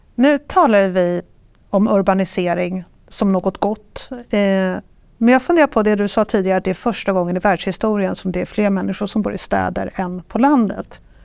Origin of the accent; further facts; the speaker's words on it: Stockholm, Stockholm County, Sweden; som stockholmare